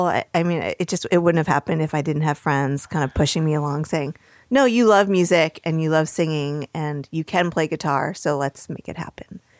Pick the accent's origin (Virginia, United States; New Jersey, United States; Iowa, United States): New Jersey, United States; northern; I grew up in northern New Jersey, about 30 minutes outside of New York City